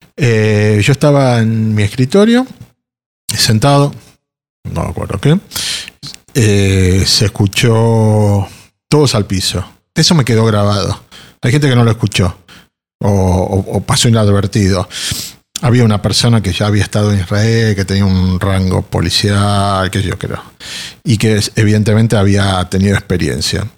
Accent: Argentina; como miembros de la comunidad, como sociedad argentina

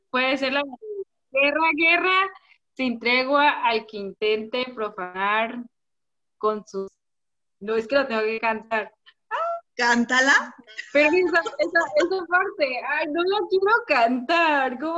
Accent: Tabasco, Mexico

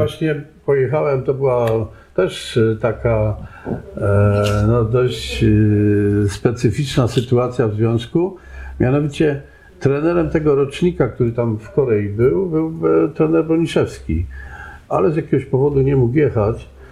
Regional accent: Żywiec, Silesian Voivodeship, Poland; moved away; also born or lived in Canada; urodziłem się w Żywcu

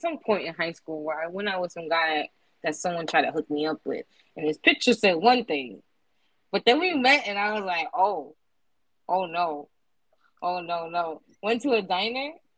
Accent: New York, United States; I'm from New York

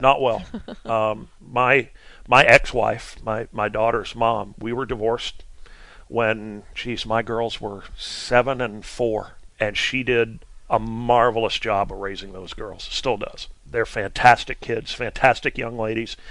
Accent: Vermont, United States; I'm I'm from Vermont

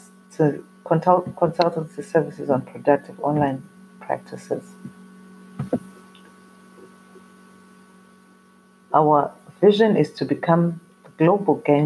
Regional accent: Zimbabwe; I come from Zimbabwe in Africa

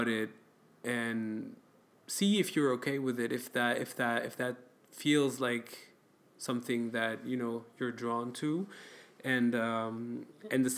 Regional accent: France; now in Belgium; I grew up in France and I come from an Arabic and Middle Eastern ancestry

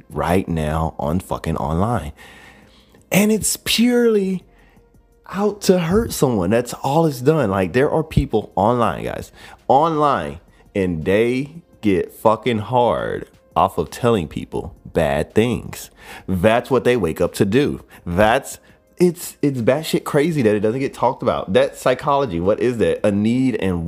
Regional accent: United States; I am American to the fucking T

